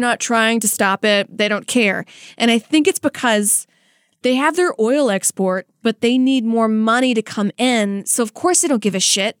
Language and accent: English; United States; I'm speaking as an American